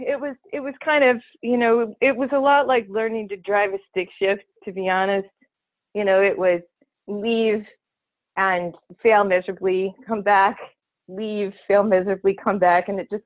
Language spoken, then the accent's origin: English; Michigan, United States; Oh, gosh. Well, we lived in the country, so we were about 7 miles from out of, you know, the town where we went to school.